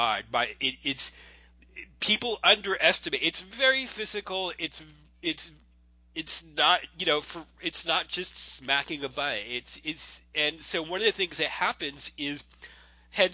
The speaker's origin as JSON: {"language": "English", "region": "Florida", "country": "United States", "tie": "born or raised there", "said": "growing up in Florida"}